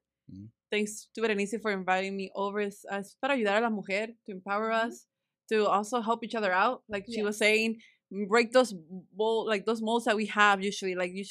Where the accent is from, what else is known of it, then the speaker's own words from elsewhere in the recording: Springdale, Arkansas, United States; Oh, Irving and us, like we grew up in Springdale, like seeing it grow, it's just really nice.